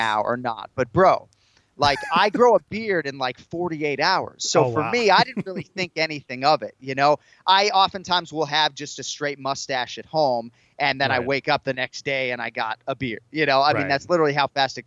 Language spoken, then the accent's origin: English; Massachusetts, United States; moved away as an adult; also born or lived in Connecticut; So I lived in Massachusetts the first 30 years of my life. I moved to Connecticut in 2008 when I started working full time for ESPN. So born and raised in Massachusetts